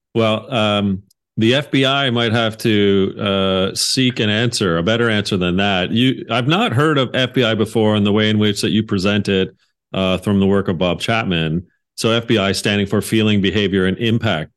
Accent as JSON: {"language": "English", "country": "Canada", "said": "being Canadian"}